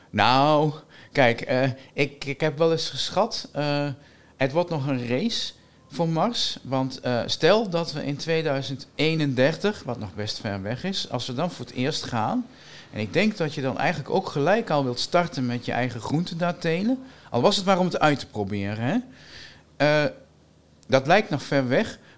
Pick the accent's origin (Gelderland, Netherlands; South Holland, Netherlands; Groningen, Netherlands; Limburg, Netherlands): Gelderland, Netherlands; Winterswijk; now in Wageningen, Netherlands; Ik kom uit Winterswijk. Eh, maar ik woon al langer in Wageningen dan dat ik ooit in Winterswijk heb gewoond. En toch, ja, dat blijft. Hè. Ik kom uit Winterswijk